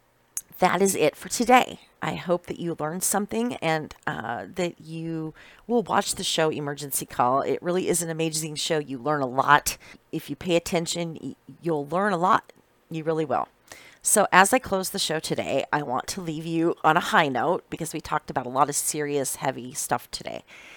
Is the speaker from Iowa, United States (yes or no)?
yes; Iowa, United States; moved away; I was originally born and raised in Iowa, which is the corn state